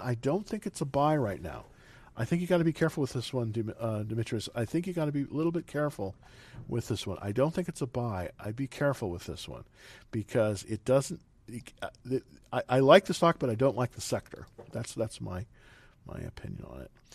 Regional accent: Salinas, California, United States; moved away; I'm originally from California, and uh, it's um, let's see, um, that's where they have real farmers in Salinas

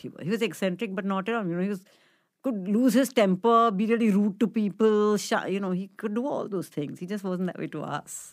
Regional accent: Mumbai, Maharashtra, India; so I grew up in Bombay, um, in a place called Chembur

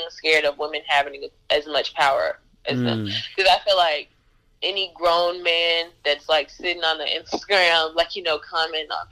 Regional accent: Jacksonville, Arkansas, United States; also born or lived in Little Rock, Arkansas; I'm from Jacksonville

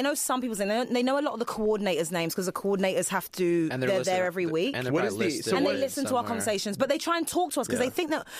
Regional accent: England, United Kingdom; I had no money when I moved here. But second of all, I came from England where you don't need health insurance, obviously.

